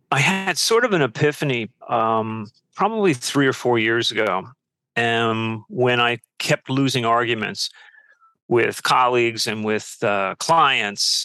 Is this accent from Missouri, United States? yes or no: no; Peekskill, New York, United States; also born or lived in London / San Francisco / Washington, D.C. / Montclair, New Jersey; now in Brooklyn, United States; I grew up in Peekskill in Westchester